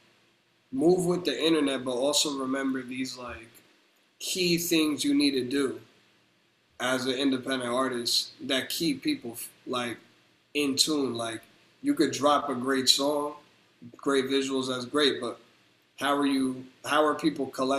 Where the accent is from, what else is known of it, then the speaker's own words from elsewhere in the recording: New Jersey, United States; I'm from Jersey